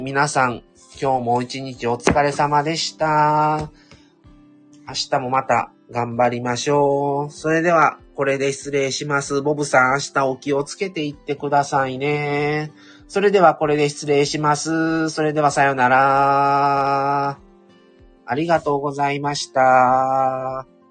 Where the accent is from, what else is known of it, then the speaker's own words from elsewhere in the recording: Kobe, Hyogo, Japan; also born or lived in Shiga Prefecture; 神戸で育ったんですけど、生まれが滋賀県、琵琶湖のあるとこですね。でも育ったのは神戸